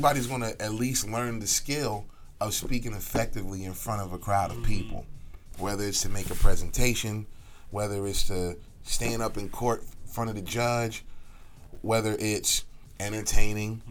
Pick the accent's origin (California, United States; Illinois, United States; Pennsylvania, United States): Pennsylvania, United States; Philadelphia; moved away as an adult; now in Atlanta, United States; I grew up in Southwest. I was born in Southwest Philadelphia. I was raised in West Oak Lane, Philadelphia, uptown.